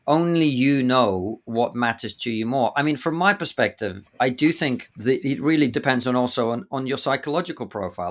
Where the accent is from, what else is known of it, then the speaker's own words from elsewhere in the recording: Russia; now in United Kingdom; I'm from Russia